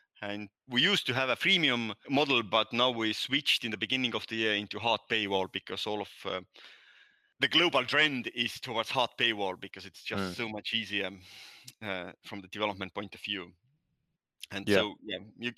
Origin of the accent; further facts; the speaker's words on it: Estonia; accent: Nordic; first language Estonian; English is a second language; My native language is Estonian. That's why I have this weird accent, Nordic accent.